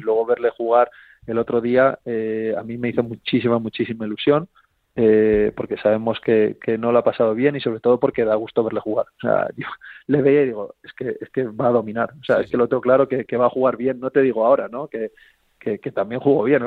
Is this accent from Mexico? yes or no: no; Spain; lo que siempre queremos como españoles